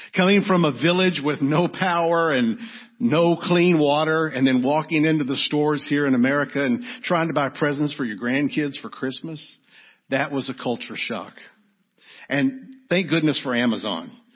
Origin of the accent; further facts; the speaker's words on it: Arlington, United States; We grew up in Arlington in a great church